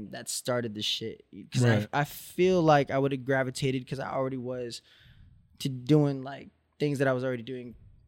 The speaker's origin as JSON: {"language": "English", "area": "Orange County", "region": "California", "country": "United States", "said": "I was from Orange County"}